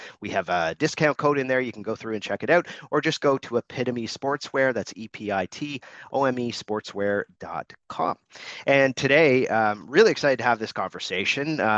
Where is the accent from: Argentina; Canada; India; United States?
Canada; I'm Canadian